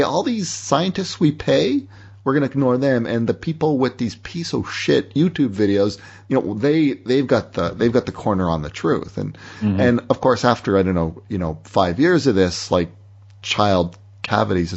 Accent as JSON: {"language": "English", "town": "Windsor", "region": "Ontario", "country": "Canada", "tie": "born or raised there", "said": "my hometown Windsor"}